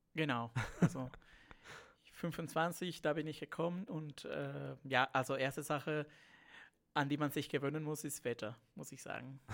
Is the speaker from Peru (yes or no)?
yes; Peru; accent: Spanish; German is a second language; moved away as an adult; also born or lived in Siegen, Germany / Bayreuth, Germany; now in Germany; ich bin Peruaner, muss man sagen. Ich komme aus Lateinamerika und deshalb habe ich auch ein bisschen so diesen spanischen Akzent